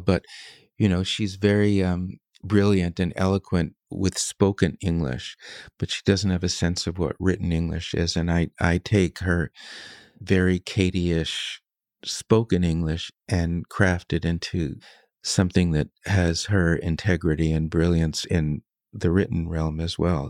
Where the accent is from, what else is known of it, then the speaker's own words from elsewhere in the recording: United States; I'm an American